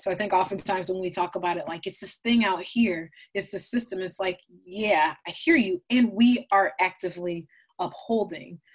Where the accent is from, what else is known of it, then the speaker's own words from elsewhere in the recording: Blaine, Minnesota, United States; I, I, was born and raised in, in, Minneapolis, Minnesota, specifically Blaine, Minnesota, which is a small, predominantly white suburb um, of Minneapolis.